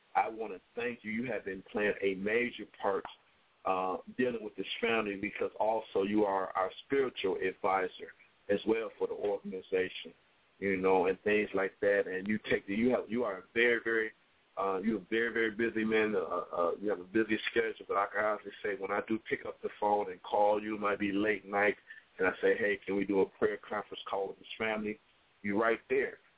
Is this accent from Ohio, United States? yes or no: yes; Toledo, Ohio, United States; my hometown